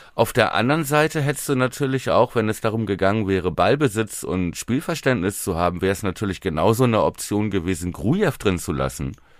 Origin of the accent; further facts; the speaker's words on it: Buchholz in der Nordheide, Lower Saxony, Germany; meiner Heimatstadt Buchholz